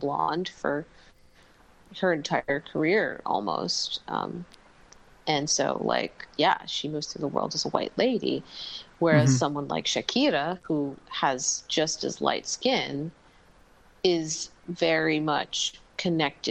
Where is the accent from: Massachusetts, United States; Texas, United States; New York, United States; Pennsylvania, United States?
New York, United States; moved away as an adult; now in Mexico; where I grew up in New York